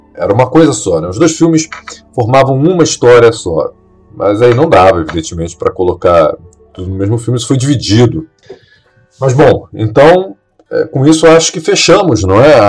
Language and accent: Portuguese; Brazil; nós que somos brasileiros